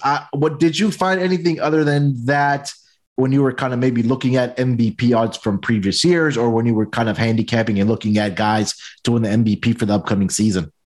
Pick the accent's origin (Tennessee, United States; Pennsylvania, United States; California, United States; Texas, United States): Texas, United States; Houston; my hometown team, the Houston Texans